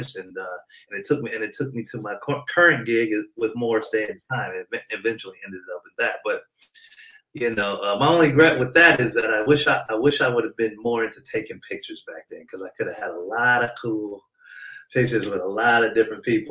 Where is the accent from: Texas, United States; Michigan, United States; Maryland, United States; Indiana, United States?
Michigan, United States; Detroit; now in California, United States; I'm originally from Detroit. Then my parents moved out here in California in the 70s